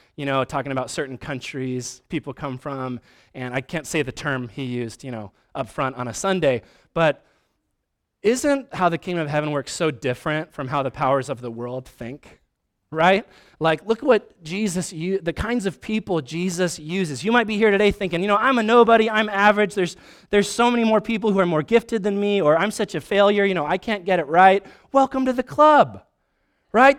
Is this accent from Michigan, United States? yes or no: no; Vancouver, Washington, United States; also born or lived in Spokane; I'm a nobody from Vancouver, Washington